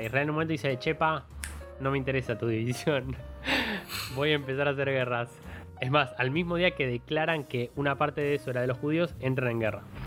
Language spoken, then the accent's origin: Spanish; Argentina; como argentino